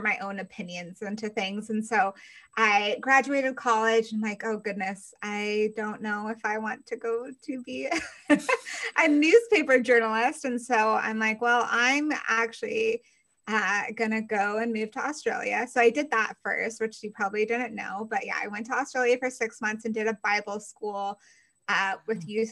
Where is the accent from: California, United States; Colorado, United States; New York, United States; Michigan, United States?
Colorado, United States; now in Georgia, United States; I'm from Colorado. I currently live in Georgia